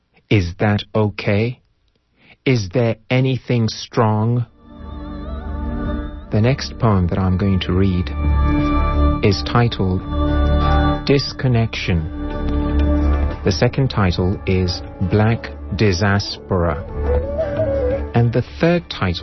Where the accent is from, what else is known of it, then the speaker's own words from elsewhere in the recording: Kampala, Central Region, Uganda; first language Luganda; English is a second language; also born or lived in Kenya / United Kingdom / China; now in Berkeley, United States; I speak English, which I learned in school in Uganda